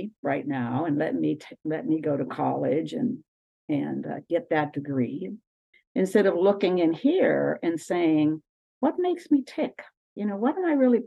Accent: Aliquippa, Pennsylvania, United States; I grew up in a little town called Aliquippa, Pennsylvania

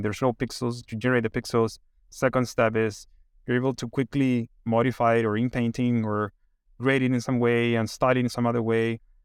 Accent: Chile; moved away; I'm originally from Chile, and, um, I studied, like, econ in, in Chile

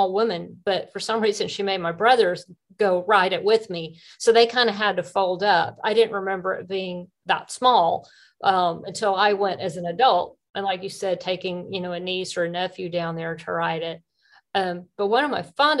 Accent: Alpharetta, Georgia, United States; I grew up in Alpharetta

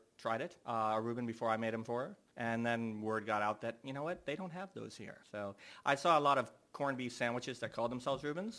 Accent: Georgia, United States; also born or lived in Boston, Massachusetts / Portland, Oregon; now in Melbourne, Australia; I was born in Boston, grew up in Georgia.

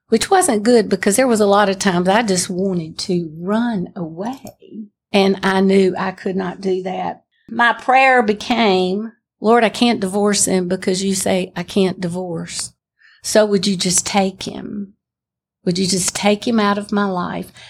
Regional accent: Pell City, Alabama, United States; I was born in Pell City, Alabama

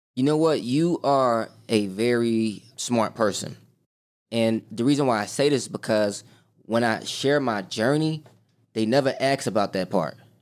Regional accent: Chicago, Illinois, United States; born and raised on the South Side of Chicago, grew up in the hood

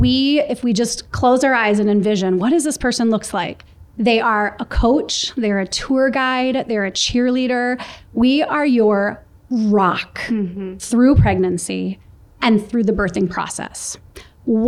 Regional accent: Minneapolis, Minnesota, United States; moved away; Two sisters born and raised in Minneapolis

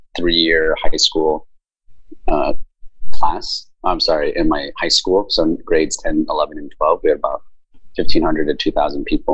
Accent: Bedford, Texas, United States; moved away as an adult; also born or lived in Taiwan / North Carolina / Austin / Los Angeles; I was born in Taiwan, and my family immigrated to the United States when I was very young, at six, and grew up in Texas outside of Dallas-Fort Worth.

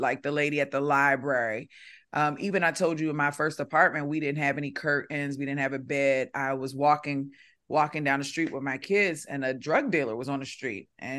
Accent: Baltimore, Maryland, United States; accent: Baltimore; Because I'm from Baltimore. Back then, I sounded a lot different. I was talking like a Baltimore girl

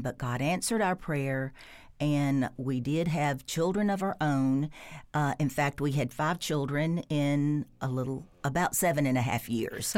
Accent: Jackson, Tennessee, United States; we're from Jackson, Tennessee

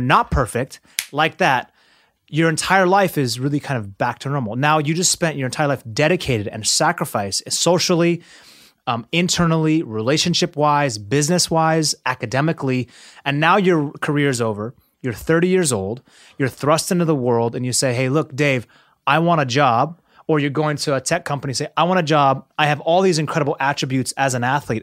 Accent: Seattle, Washington, United States; growing up in Seattle

